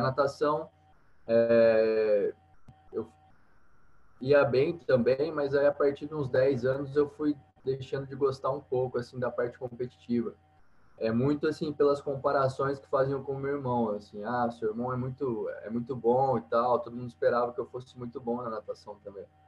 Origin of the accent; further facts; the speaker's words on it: Paraguaçu, Minas Gerais, Brazil; eu sou de uma cidade do sul de Minas, é, chama Paraguaçu, uma cidade pequena, tem 20 mil habitantes